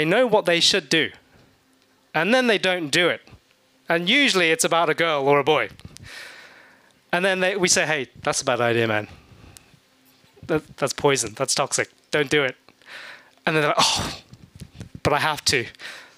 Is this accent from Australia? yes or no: no; England, United Kingdom; moved away; Growing up in England